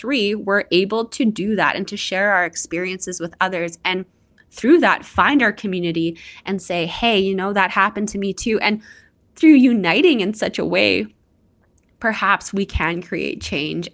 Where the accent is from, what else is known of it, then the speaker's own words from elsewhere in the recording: Canada; I'm your Canadian host